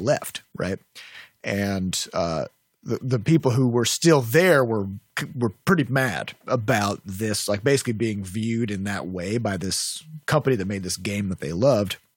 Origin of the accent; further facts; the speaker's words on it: Midwest, United States; I'm from the Midwest